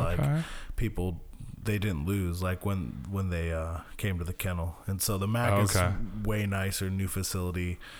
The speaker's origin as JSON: {"language": "English", "region": "Idaho", "country": "United States", "tie": "born or raised there", "moved": "yes", "said": "I grew up in Idaho, so, you know, a little more rough"}